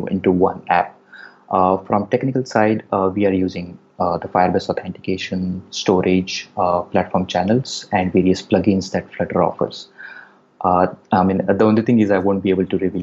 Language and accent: English; India; moved away as an adult; also born or lived in United States; I am from India. I recently moved back from US, where I spent a good 6 years